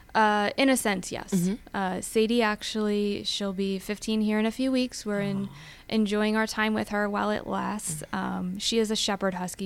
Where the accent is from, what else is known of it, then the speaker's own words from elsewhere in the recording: Pennsylvania, United States; also born or lived in West Virginia; growing up in Pennsylvania, um, as I said, not a golfer, but played sports growing up.